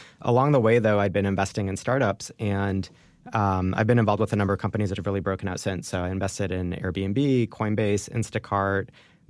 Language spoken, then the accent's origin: English; Jerusalem, Jerusalem District, Israel; born there; Yeah, I was born in Jerusalem.